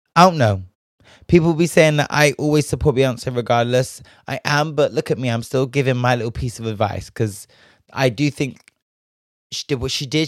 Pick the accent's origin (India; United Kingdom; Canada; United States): United Kingdom; Bristol, South West England; I'm from Bristol. We've got a whole White Ladies Road, Black Boy Street